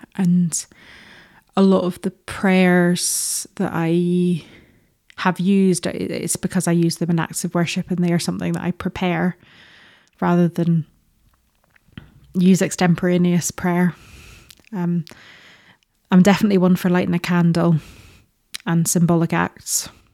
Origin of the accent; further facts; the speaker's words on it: Northern Ireland, United Kingdom; moved away; growing up in Northern Ireland